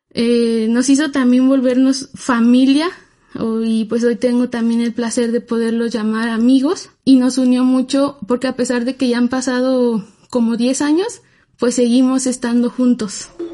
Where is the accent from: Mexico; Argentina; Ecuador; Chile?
Mexico